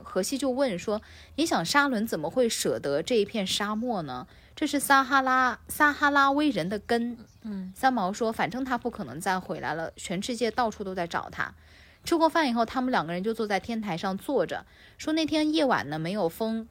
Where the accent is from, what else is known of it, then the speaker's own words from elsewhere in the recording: China; 我们中国人